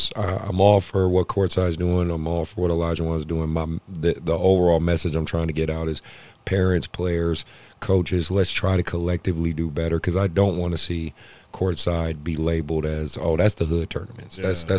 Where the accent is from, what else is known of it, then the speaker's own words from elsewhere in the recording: Oakland, California, United States; I was like, I'm from Oakland.